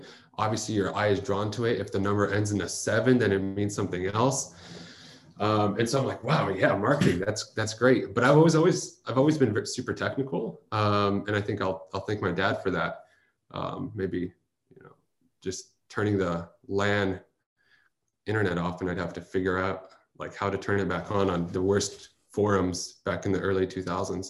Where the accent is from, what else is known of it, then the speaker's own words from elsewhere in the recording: Bay Area, California, United States; also born or lived in Chicago; now in San Francisco, United States; I grew up in the Bay Area